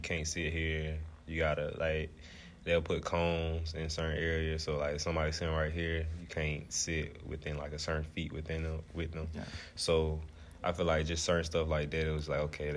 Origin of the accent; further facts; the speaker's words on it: Tallassee, Alabama, United States; I'm 22 years old from Tallahassee, Alabama